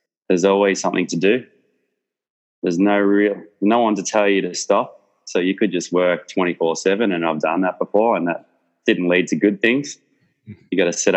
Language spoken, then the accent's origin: English; Melbourne, Victoria, Australia; I grew up in Research in Melbourne, which is essentially Eltham